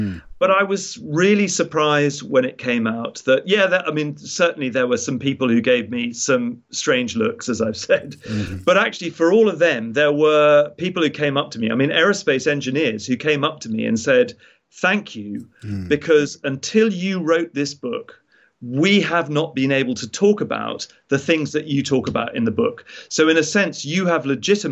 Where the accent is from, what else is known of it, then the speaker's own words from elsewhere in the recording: United Kingdom; as a British citizen